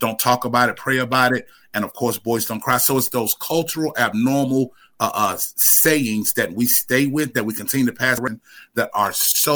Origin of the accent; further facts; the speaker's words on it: Winston-Salem, North Carolina, United States; now in Asheville, United States; I'm originally from Winston-Salem, North Carolina, but I've been living in Asheville for the past 40 plus years.